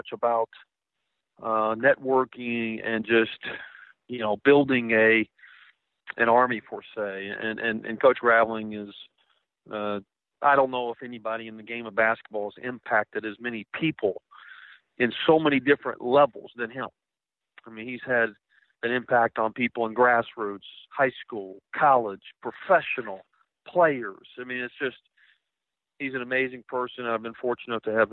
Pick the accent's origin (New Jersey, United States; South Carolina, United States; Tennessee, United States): Tennessee, United States; East; I grew up in East Tennessee